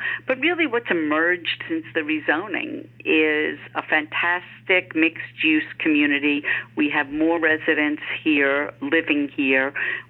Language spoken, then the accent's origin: English; Atlantic Beach, New York, United States; I grew up on Long Island near the ocean in Atlantic Beach, New York, which was a great place to grow up.